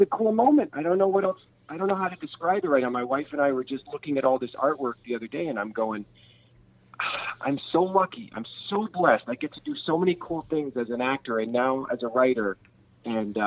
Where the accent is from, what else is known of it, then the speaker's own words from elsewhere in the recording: Kansas City, United States; I grew up in Kansas City